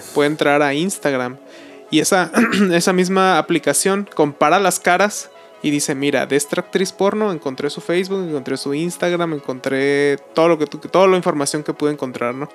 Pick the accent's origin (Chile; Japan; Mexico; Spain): Mexico